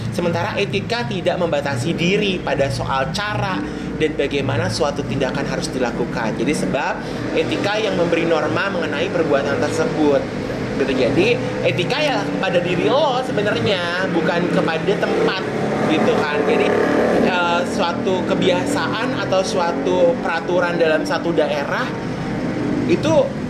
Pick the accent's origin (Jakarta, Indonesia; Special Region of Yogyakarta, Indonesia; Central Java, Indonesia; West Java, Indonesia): Jakarta, Indonesia; Kita orang Jakarta